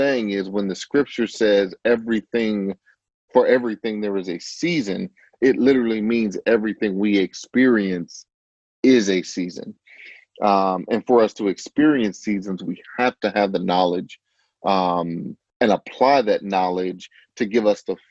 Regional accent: Chicago, Illinois, United States; I grew up in the Chicagoland area.

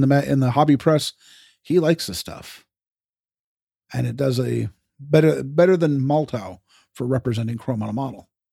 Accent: Canada; as a Canadian

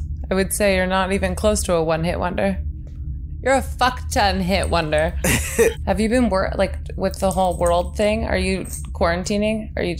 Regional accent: the South, United States

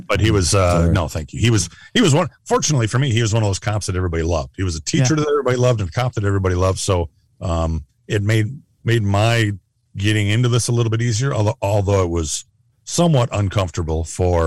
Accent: Southeast Minnesota, United States; also born or lived in Phoenix / Nebraska / Kansas; I grew up in Southeast Minnesota. I grew up in the county that I work in now.

